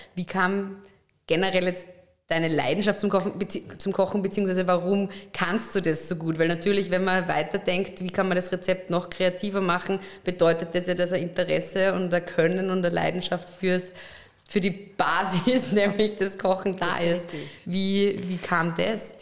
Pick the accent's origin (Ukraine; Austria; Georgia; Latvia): Austria; Upper Austria; ich bin ja Oberösterreicherin